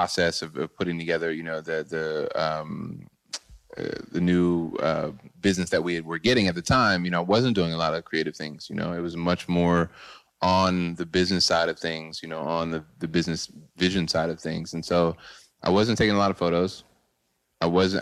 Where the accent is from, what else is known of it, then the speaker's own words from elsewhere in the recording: Boyds, Maryland, United States; moved away; also born or lived in New York; I'm originally from Boyds, Maryland, which is a very small town in Maryland. And it inspired me to move to New York